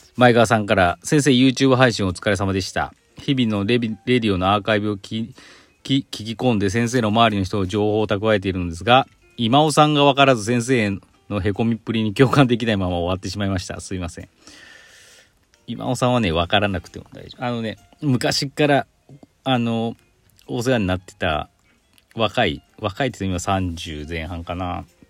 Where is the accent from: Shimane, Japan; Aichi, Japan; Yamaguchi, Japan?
Aichi, Japan; その生まれ私愛知県なんですけど